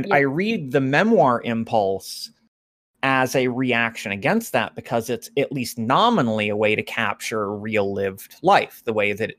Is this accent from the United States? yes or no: yes; Appalachia, United States; as an Appalachian myself.